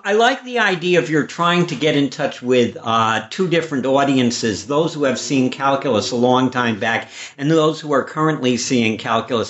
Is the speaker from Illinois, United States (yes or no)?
yes; Chicago, Illinois, United States; I grew up in Chicago